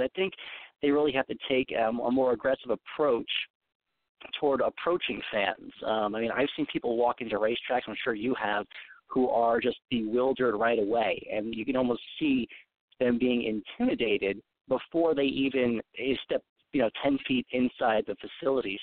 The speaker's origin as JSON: {"language": "English", "area": "Long Island", "region": "New York", "country": "United States", "tie": "born or raised there", "said": "I'm from Long Island. We grew up with classic rock stations"}